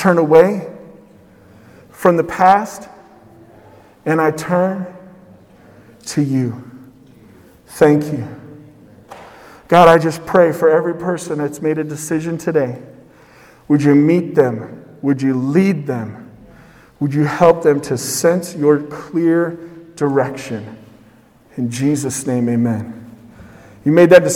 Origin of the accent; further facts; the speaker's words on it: West Coast, United States; I'm from the West Coast